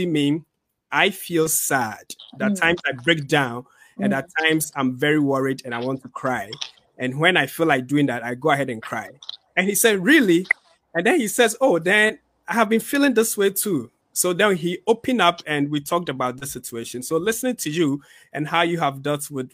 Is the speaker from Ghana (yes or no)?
yes; Ghana; moved away; growing up in Ghana